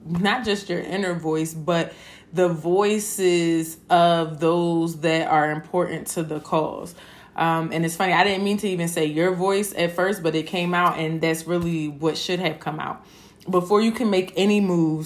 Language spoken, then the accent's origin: English; Philadelphia, Pennsylvania, United States; I'm from Philadelphia. I went to public school from kindergarten to eighth grade